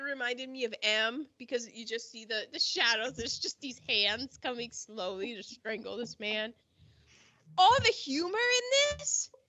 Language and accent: English; United Kingdom; We're British. Bullets, the queen repels them.